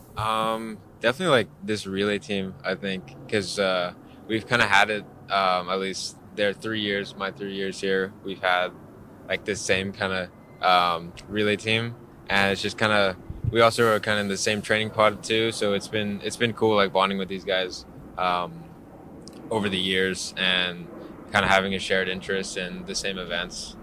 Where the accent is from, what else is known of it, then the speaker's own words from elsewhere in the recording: Hawaii, United States; moved away as an adult; also born or lived in Maui; now in Seattle, United States; being from Hawaii. We're all from Hawaii